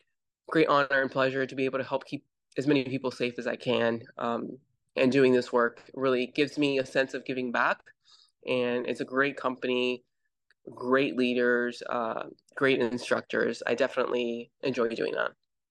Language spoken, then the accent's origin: English; Panama; Sure. I grew up in Central America. I grew up in Panama. My dad was in the military and I went to DOD schools.